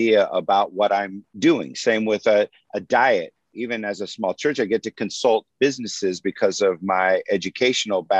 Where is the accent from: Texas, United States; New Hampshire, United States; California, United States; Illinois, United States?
California, United States; Santa Maria; I grew up in the Central Coast